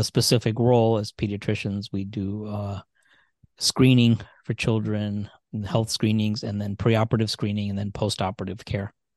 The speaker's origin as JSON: {"language": "English", "region": "Indiana", "country": "United States", "tie": "born or raised there", "also_born_or_lived": "Michigan", "said": "We grew up in Indiana mostly"}